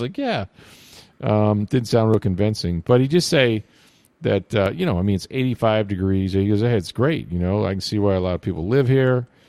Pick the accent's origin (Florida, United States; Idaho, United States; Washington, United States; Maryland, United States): Florida, United States; I grew up in Florida